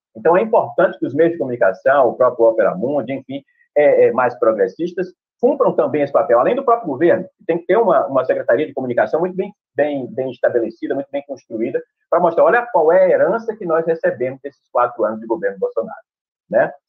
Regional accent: Bahia, Brazil; aqui na Bahia, que eu sou baiano

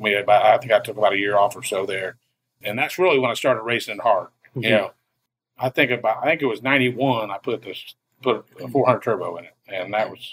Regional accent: Fortville, Indiana, United States; Fortville, Indiana.

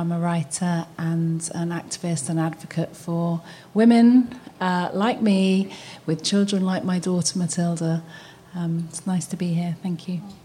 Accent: London, United Kingdom; moved away as an adult; I'm from London. I was born and raised in London

